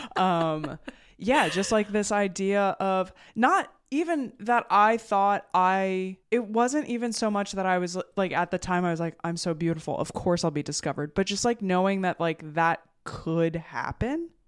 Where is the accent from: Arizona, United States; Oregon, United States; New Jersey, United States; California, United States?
New Jersey, United States; I'm from New Jersey, the land of malls and diners